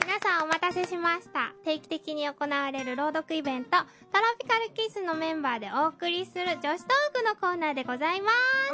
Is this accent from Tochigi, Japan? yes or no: no; Hokkaido, Japan; moved away; 生まれも育ちも北海道で